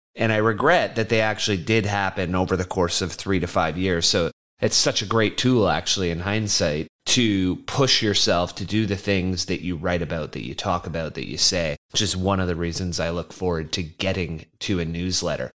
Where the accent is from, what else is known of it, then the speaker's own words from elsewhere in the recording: Canada; as a Canadian